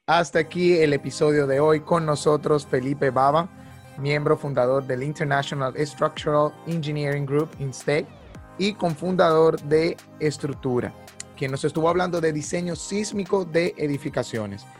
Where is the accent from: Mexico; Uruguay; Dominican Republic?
Dominican Republic; nosotros como ingenieros dominicanos